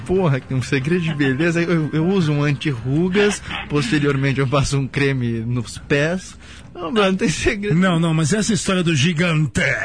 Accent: Santos, São Paulo, Brazil; moved away; canal 1 ali, pia. Nasci e criei ali

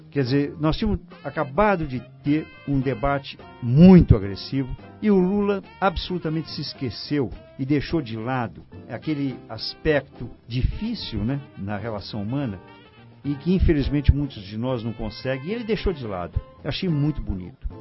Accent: Brazil

